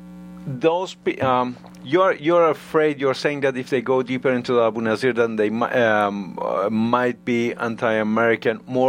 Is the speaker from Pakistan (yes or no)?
no; Iran; now in United States; I'm from Iran